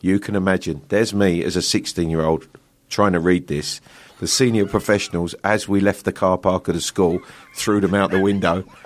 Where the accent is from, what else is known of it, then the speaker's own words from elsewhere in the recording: London, United Kingdom; accent: Cockney; I was born in the East End of London, a true Cockney, um, in London Hospital. Um, I grew up just on the outskirts of London